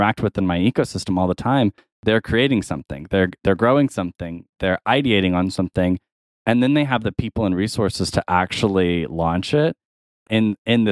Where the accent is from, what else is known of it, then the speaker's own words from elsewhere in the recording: Tulsa, Oklahoma, United States; here in my hometown